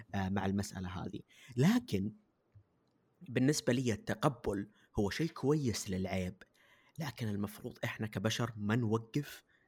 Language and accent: Arabic; Saudi Arabia; أنا جالس أتكلم كمجتمع كعارف كسعودية كبلد